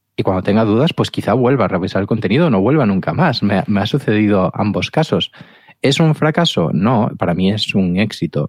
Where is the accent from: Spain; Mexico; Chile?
Spain; Galicia; Como buen gallego